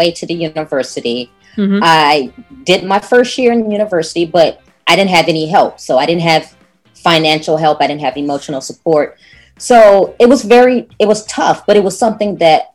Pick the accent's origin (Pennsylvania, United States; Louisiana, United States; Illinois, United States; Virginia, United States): Illinois, United States; Chicago; moved away as an adult; now in Houston, United States; I'm originally from Chicago. Mm. I was born and raised there. I was there until I graduated from high school.